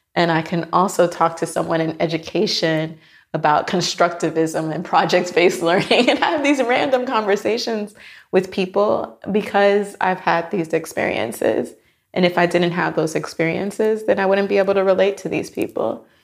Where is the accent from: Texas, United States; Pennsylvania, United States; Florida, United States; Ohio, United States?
Florida, United States; Miami; moved away as an adult; I am from Miami, Florida.